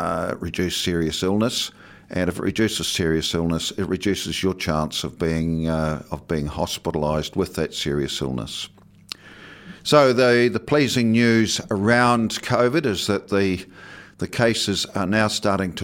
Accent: Southland, New Zealand; now in Dunedin, New Zealand; growing up in Southland in the 50s and 60s and 70s

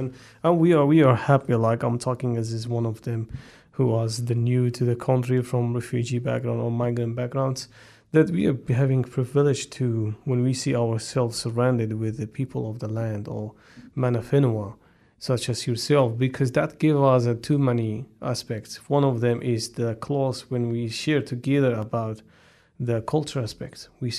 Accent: Wellington, New Zealand; growing up in Wellington, growing up in a area where it's back to your ancestors, the history, that all bring a lot to us

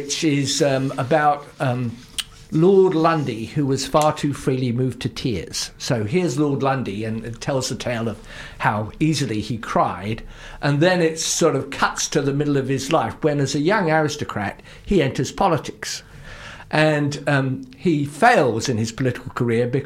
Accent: Luton, East of England, United Kingdom; moved away as an adult; now in New Zealand; I'm originally English, and I come from one of the least distinguished towns in all of England, Luton

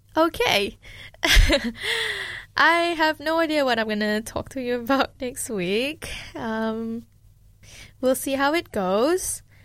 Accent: Malaysia; now in Dunedin, New Zealand; someone who grew up in a collectivistic culture, being Malaysian

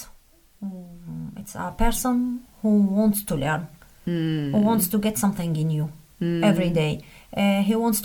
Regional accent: Jordan; moved away as an adult; also born or lived in Amman / Te Anau, New Zealand; now in Christchurch, New Zealand; I'm from Jordan originally, and I moved to New Zealand in 2012.

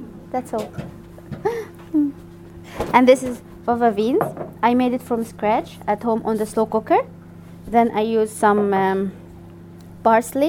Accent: Faiyum, Faiyum Governorate, Egypt; English is a second language; moved away as an adult; also born or lived in Cairo, Egypt; now in New Zealand; This is my hometown. It's in Upper Egypt

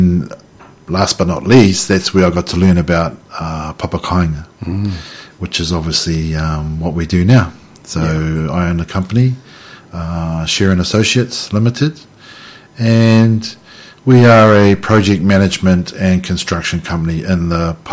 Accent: Central Hawke's Bay, New Zealand; I grew up in Central Hawke's Bay, and that's where I was, did all my schooling.

